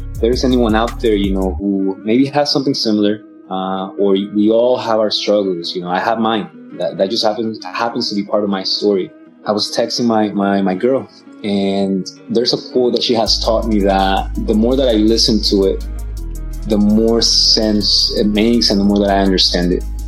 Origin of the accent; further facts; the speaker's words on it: Atlanta, Georgia, United States; also born or lived in Mexico City, Mexico; Grew up in Atlanta, Georgia. So ATL, that's my hometown